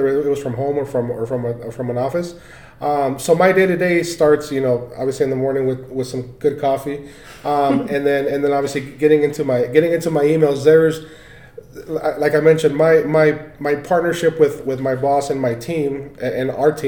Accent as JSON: {"language": "English", "area": "Orange County", "region": "California", "country": "United States", "tie": "born or raised there", "moved": "as an adult", "lives_now": "Colorado, United States", "said": "I was born and raised in Orange County, California"}